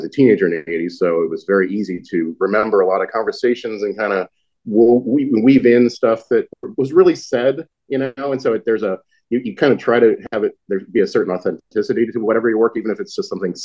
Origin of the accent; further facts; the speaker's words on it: Laurel, Maryland, United States; I set the book in my hometown of Laurel, Maryland